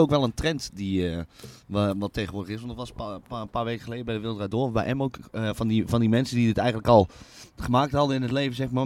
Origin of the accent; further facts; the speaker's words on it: North Brabant, Netherlands; moved away as an adult; also born or lived in Tilburg; now in Utrecht, Netherlands; het dorp waar ik, waar ik vandaan kom